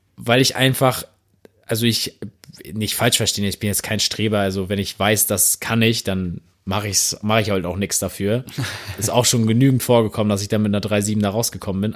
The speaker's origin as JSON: {"language": "German", "region": "Northern Germany", "country": "Germany", "said": "Also als Norddeutscher"}